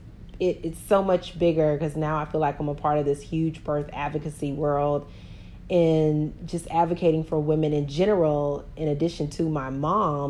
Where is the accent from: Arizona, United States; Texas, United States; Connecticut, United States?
Texas, United States; Houston; I was born and raised in Houston, Texas